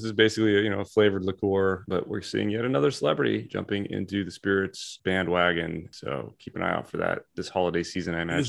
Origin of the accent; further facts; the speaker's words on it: United States; This is why we're American.